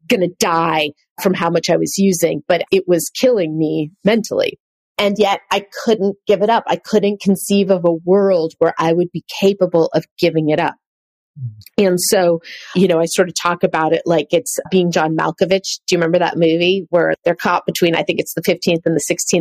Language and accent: English; Marin County, California, United States; I grew up in Marin County